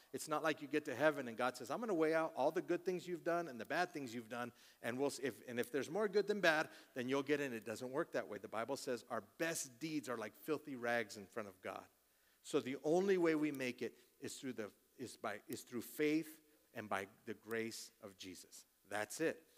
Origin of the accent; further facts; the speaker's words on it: Colorado, United States; I'm born and raised in Colorado